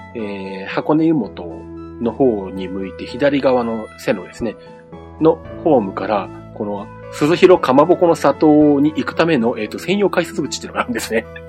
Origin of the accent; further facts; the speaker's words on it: Nagoya, Aichi, Japan; もともとあの、名古屋生まれの名古屋育ち